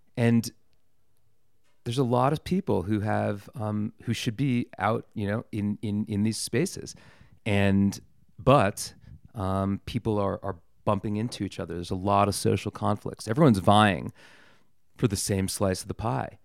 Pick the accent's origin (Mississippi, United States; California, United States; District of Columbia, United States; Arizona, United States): District of Columbia, United States; Washington; moved away; I grew up in Washington, D C